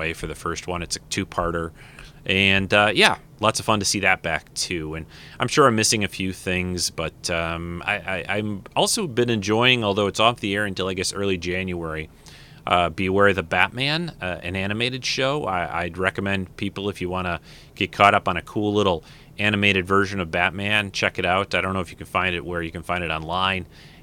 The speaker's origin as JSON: {"language": "English", "region": "Michigan", "country": "United States", "said": "I'm from Michigan"}